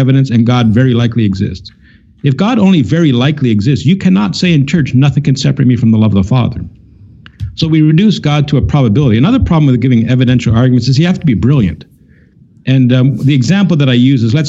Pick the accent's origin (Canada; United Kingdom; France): Canada; I'm from Canada